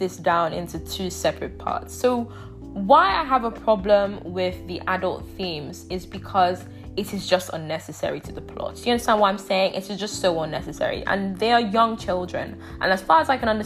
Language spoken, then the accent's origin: English; Nigeria; now in England; growing up in Nigeria